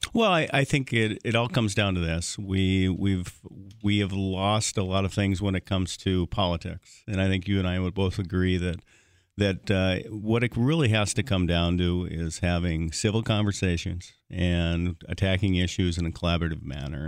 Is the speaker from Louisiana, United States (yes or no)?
no; Hillsboro, North Dakota, United States; growing up in Hillsboro and actually ten miles, uh, out in the country from, from Hillsboro and, and, and so I grew up in, in rural North Dakota